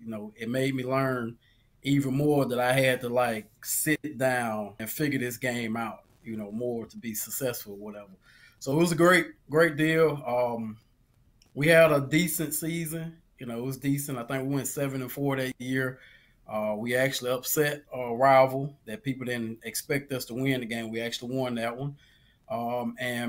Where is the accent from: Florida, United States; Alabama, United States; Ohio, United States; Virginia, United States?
Alabama, United States; Sweetwater; I'm from Sweetwater, Alabama